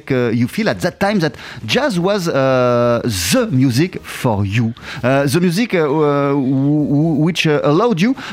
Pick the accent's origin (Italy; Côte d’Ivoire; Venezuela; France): Venezuela; French is a second language; je suis né, j'ai grandi au Venezuela.